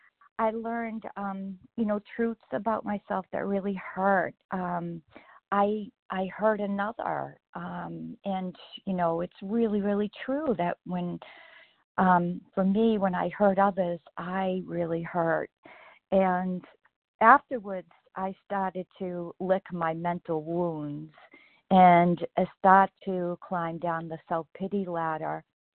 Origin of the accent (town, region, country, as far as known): Massachusetts, United States